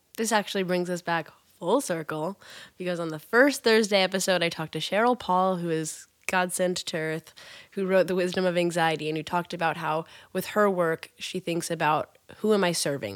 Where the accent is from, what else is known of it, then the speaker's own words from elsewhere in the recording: Kansas, United States; I'm from Kansas